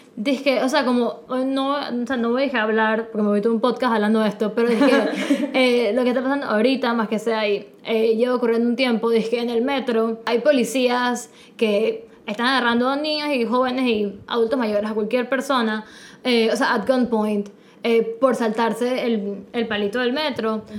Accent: Panama

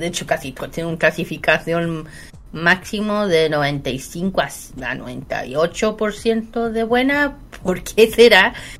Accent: Chile; uno que es chileno

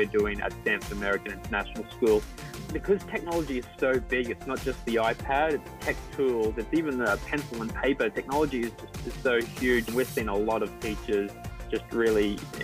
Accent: Sunshine Coast, Queensland, Australia; moved away as an adult; now in Singapore; I'm from the Sunshine Coast in Queensland. I grew up in the country and beside the beach.

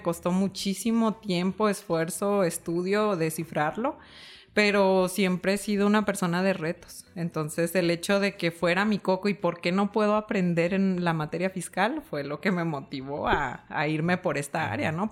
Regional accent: Uruapan, Michoacán, Mexico; moved away as an adult; also born or lived in Morelia, Mexico; now in Chihuahua, Mexico; yo soy originaria de la ciudad de Uruapan, Michoacán, que es la capital mundial del aguacate

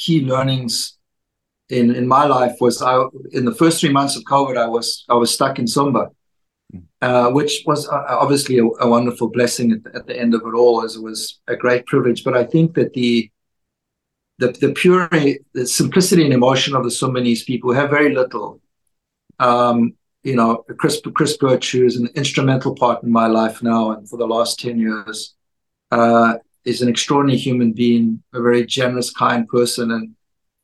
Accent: South Africa; moved away; growing up in Africa, where dowry of cows was the same for when you got married in South Africa

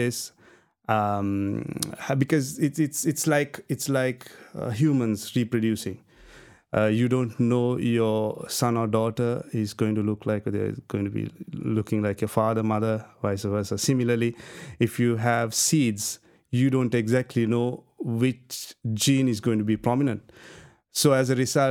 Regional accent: Sri Lanka; in Sri Lanka, we are not very accustomed to cold

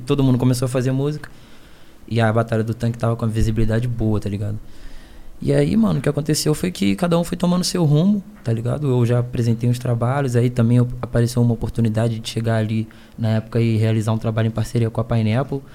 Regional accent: Niterói, Rio de Janeiro, Brazil; Eu sou do Rio

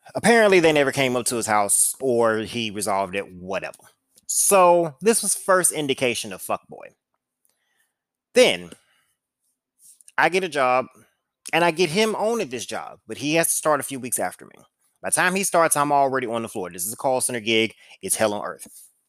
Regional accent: St. Louis, Missouri, United States; I'm from Saint Louis

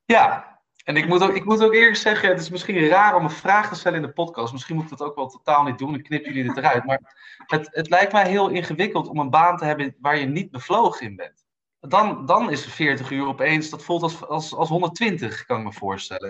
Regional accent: Amsterdam, North Holland, Netherlands; moved away as an adult; also born or lived in Brussels / Munich; ben geboren en getogen in Amsterdam

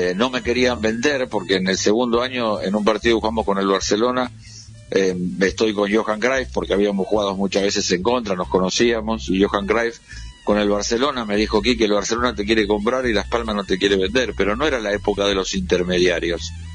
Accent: Victoria, Buenos Aires Province, Argentina; also born or lived in San Isidro; yo nací en Victoria

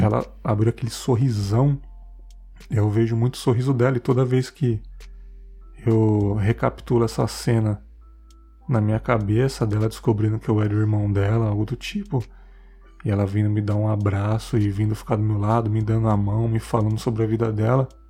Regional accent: São Paulo, Brazil; na minha quebrada lá lá da ZL

